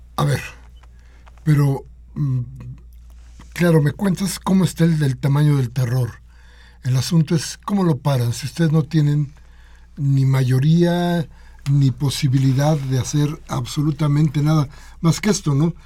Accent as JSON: {"language": "Spanish", "country": "Mexico"}